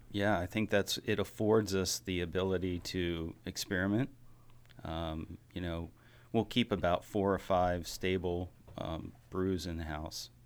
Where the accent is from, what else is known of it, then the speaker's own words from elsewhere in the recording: Baltimore, Maryland, United States; were born and bred in Baltimore